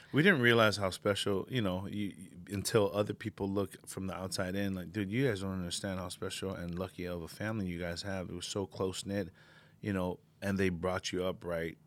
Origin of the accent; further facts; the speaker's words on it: Hawaii, United States; moved away; also born or lived in American Samoa / Samoa; I grew up in Hawaii for about ten, good ten years of my life